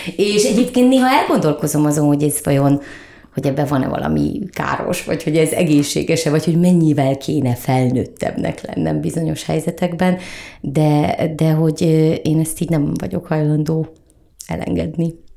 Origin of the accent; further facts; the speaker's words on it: Keszthely, Zala, Hungary; now in Budapest, Hungary; én vidéken nőttem föl és mi a város szélén laktunk a vasút mellett a Balatonnal szemben Keszthelyen